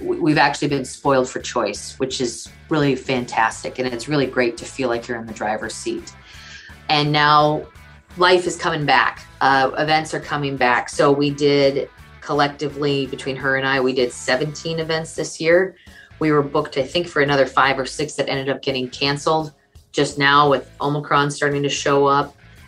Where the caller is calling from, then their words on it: Bismarck, North Dakota, United States; I am chiming in from Bismarck, North Dakota.